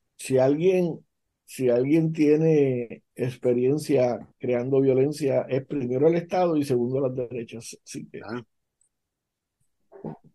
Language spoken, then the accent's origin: Spanish; Puerto Rico